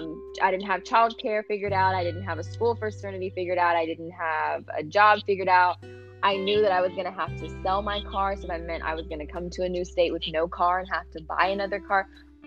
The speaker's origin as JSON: {"language": "English", "town": "Houston", "region": "Texas", "country": "United States", "tie": "born or raised there", "also_born_or_lived": "California", "moved": "as an adult", "said": "born and raised in Houston."}